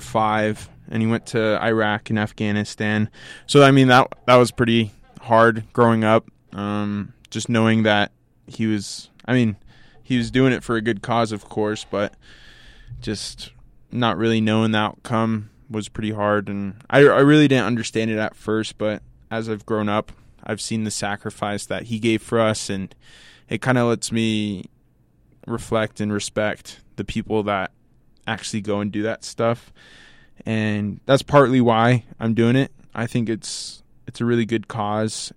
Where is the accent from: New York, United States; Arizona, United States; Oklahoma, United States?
Arizona, United States; Tucson; moved away as an adult; now in Logan, United States; I'm from Tucson, Arizona